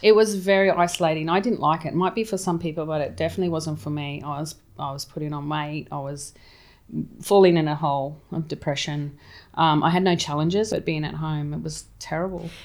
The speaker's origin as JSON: {"language": "English", "town": "Townsville", "region": "Queensland", "country": "Australia", "tie": "born or raised there", "also_born_or_lived": "England / Sydney", "moved": "as an adult", "said": "I grew up in Townsville, um, and we always had property over in, um, Harvey's Range"}